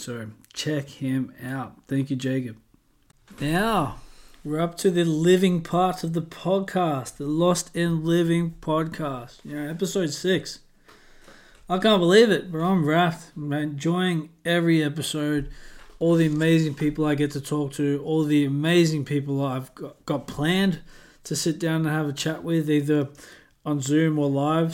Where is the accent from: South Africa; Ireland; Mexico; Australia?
Australia; now in North Yorkshire, United Kingdom; being an Aussie